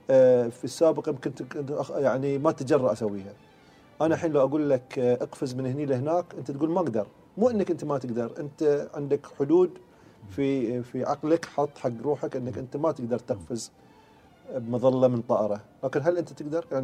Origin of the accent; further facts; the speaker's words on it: Bahrain; moved away; يوم ما انتقلنا اساسا من البحرين الى الامارات او الى عمان يعني ما حسينا ابد ان احنا اساسا طلعنا حتى من فريجنا